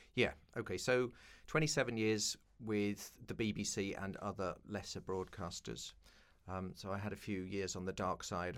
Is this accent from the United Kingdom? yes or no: yes; London, United Kingdom; grew up in East London